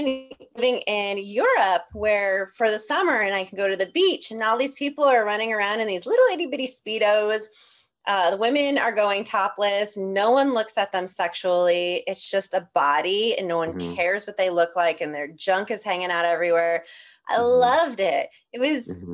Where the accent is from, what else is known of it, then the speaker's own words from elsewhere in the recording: New York, United States; now in Los Angeles, United States; I grew up in New York